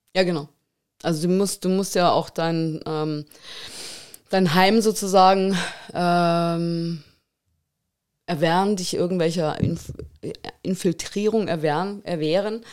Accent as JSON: {"language": "German", "town": "Munich", "region": "Bavaria", "country": "Germany", "tie": "born or raised there", "lives_now": "Tegernsee, Germany", "said": "ich bin in München aufgewachsen"}